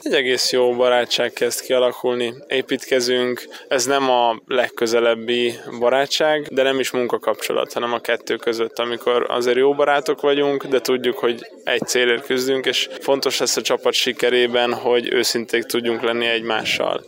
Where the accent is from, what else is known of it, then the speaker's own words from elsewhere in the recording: Hungary; magyarok vagyunk